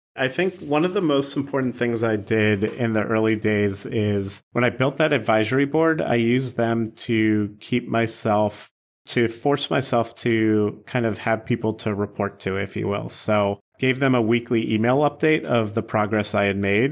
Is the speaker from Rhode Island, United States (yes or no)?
no; Baltimore, Maryland, United States; growing up in Baltimore